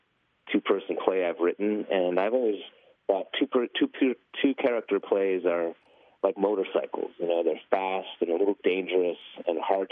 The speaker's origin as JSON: {"language": "English", "town": "Cleveland", "region": "Ohio", "country": "United States", "moved": "yes", "lives_now": "New York, United States", "said": "So I'm from Cleveland originally"}